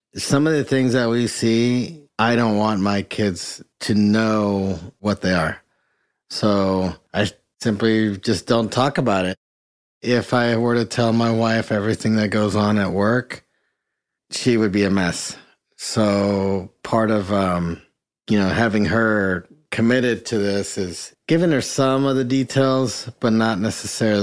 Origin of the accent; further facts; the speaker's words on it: Mexico; first language Spanish; English is a second language; now in United States; I actually grew up in Mexico. Having lived down there, Spanish was my first language, lived on the border as a kid lived on the border as an adult